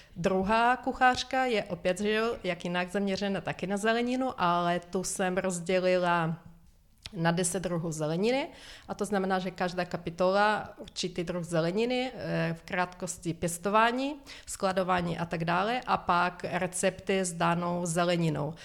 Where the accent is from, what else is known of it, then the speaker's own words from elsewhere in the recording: Ukraine; first language Ukrainian; Czech is a second language; moved away as an adult; now in Czech Republic; Zbytek rodiny bydlí na Ukrajině, takže já de facto jenom využívám e, svůj rodný jazyk, e, když volá mamě přes Skype